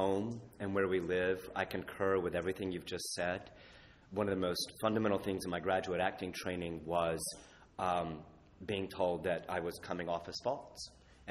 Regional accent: Rome, Georgia, United States; now in Chicago, United States; I live in Chicago now, but I was born in Rome, Georgia. Proudly so, I think.

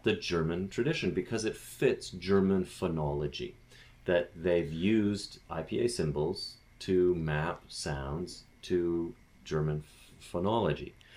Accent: Canada

